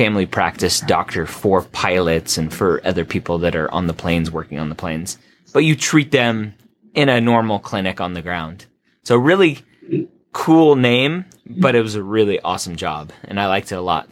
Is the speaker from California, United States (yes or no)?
yes; Redondo Beach, California, United States; moved away; also born or lived in Florida; I grew up in Redondo Beach, not too far away from you guys